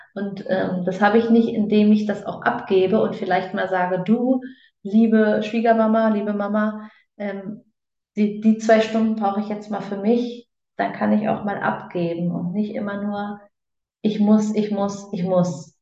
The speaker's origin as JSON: {"language": "German", "country": "Germany", "tie": "born or raised there", "moved": "yes", "lives_now": "Switzerland", "said": "gebürtig aus Deutschland, lebend momentan in der Schweiz."}